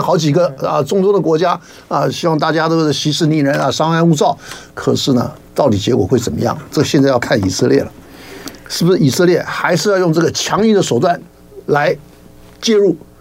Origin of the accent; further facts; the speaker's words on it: Taiwan; 我们台湾这边的老百姓的这个生活